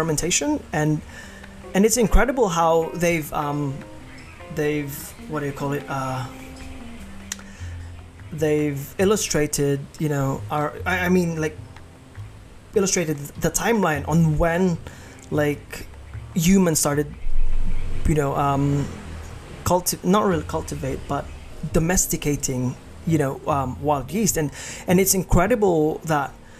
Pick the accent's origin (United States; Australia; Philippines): Philippines; Iloilo City, Western Visayas; I'm Ilonggo, that my hometown is in Iloilo